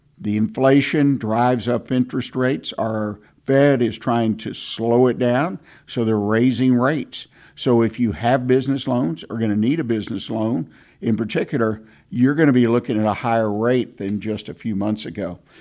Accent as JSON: {"language": "English", "town": "Houston", "region": "Texas", "country": "United States", "tie": "born or raised there", "also_born_or_lived": "Montgomery County, Texas", "said": "I grew up in in Houston, Harris County"}